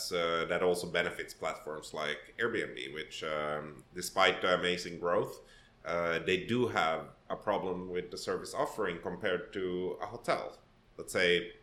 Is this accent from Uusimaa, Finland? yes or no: yes; Helsinki, Uusimaa, Finland; first language Swedish; English is a second language; moved away as an adult; also born or lived in Sweden / Gothenburg, Sweden / Poland / Netherlands; now in Toronto, Canada; I was raised in Finland, in Helsinki